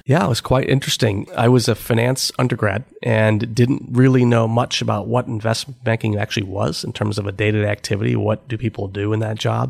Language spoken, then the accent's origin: English; Cleveland, Ohio, United States; moved away; I had worked for the summer uh, back in Cleveland for McKinsey